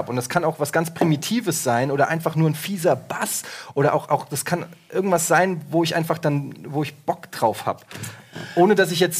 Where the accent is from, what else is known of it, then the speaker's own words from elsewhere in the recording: Frankfurt, Hesse, Germany; Ich bin äh, in Frankfurt geboren, was damals ähm, in den, äh, als ich so in das Alter kam, wo man so ernsthaft sich mit Musik beschäftigt